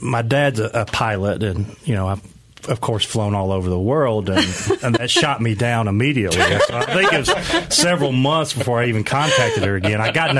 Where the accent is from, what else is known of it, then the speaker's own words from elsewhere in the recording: Western North Carolina, United States; I'm local here from Western North Carolina.